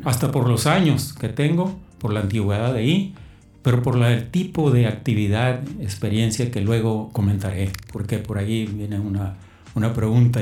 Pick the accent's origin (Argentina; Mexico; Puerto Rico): Mexico; Mexicali, Baja California; also born or lived in Sinaloa; yo no soy de Mexicali, soy de Sinaloa. Okay. Llegué aquí, me trajeron mis padres a los ocho años, de tal manera que pues, aquí hice toda mi vida.